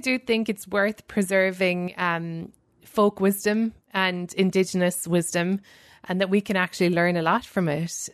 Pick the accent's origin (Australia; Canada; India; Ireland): Ireland; moved away as an adult; now in New York, United States; growing up in Ireland, how it formed me